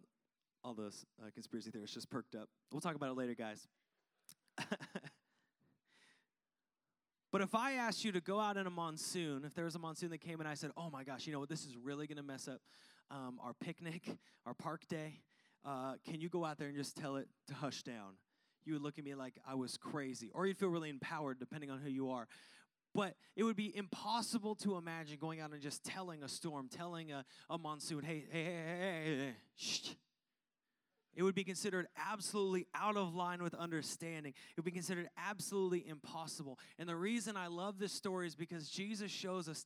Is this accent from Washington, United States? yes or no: yes; Seattle, Washington, United States; now in Arizona, United States; growing up in Washington